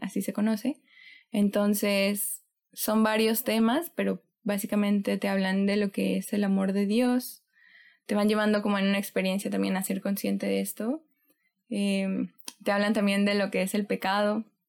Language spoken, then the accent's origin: Spanish; Xalapa, Veracruz, Mexico; moved away as an adult; now in Monterrey, Mexico; Yo soy de Jalapa, Veracruz. Allá nací, allá crecí, de ahí es mi familia.